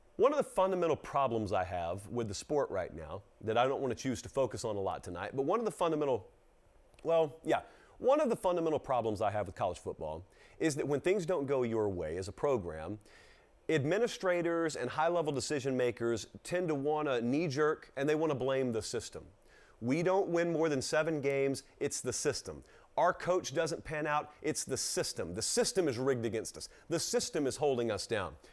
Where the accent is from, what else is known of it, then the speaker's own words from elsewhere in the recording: Georgia, United States; these are people, my home people, my home state